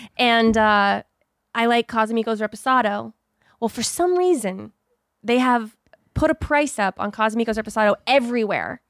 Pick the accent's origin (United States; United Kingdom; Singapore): United States; Texas; moved away as an adult; now in Los Angeles, United States; I was born in Texas